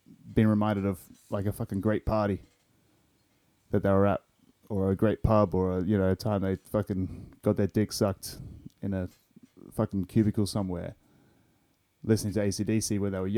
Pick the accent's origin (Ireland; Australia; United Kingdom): Australia; Perth, Western Australia; as an Australian